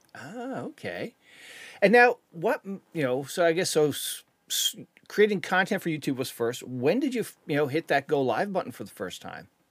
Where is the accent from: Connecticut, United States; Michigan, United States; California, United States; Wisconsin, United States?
Connecticut, United States; I'm from Connecticut